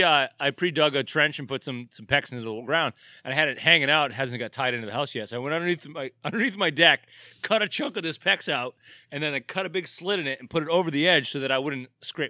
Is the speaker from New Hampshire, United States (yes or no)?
yes; Dover, New Hampshire, United States; I mean, I grew up in New Hampshire. I lived up there. Like, I was the brewer at Portsmouth Brewery, and I lived in Dover, New Hampshire.